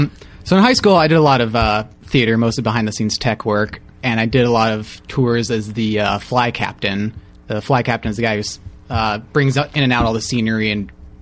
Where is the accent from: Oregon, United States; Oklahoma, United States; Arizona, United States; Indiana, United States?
Oregon, United States; Portland; I'm from Portland, Oregon. We don't have baseball there.